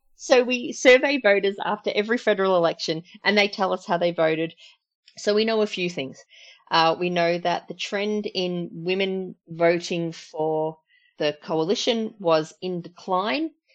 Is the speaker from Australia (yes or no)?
yes; Berwick, Victoria, Australia; I'm from Berwick